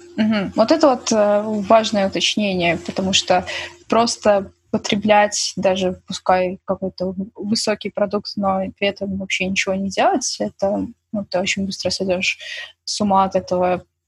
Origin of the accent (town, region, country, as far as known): Belarus